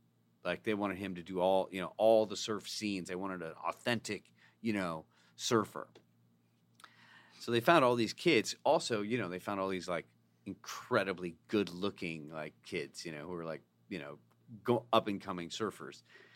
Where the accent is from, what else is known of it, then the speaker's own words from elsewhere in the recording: Arizona, United States; I'm from Arizona.